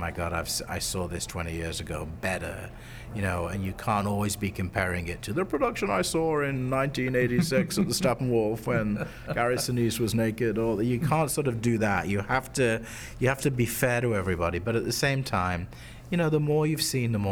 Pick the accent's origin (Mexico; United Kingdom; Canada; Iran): United Kingdom; moved away as an adult; now in Chicago, United States; I'm originally British, and I studied drama in the UK university, and I ended up going to grad school in the US